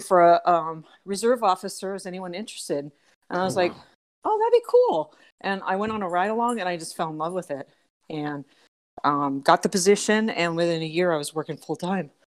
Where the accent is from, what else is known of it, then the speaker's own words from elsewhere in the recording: Southern California, United States; moved away as an adult; now in Aurora, United States; I'm from Southern California